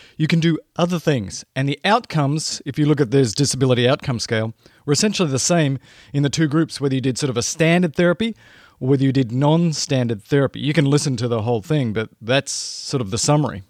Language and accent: English; Australia; moved away; I grew up in Australia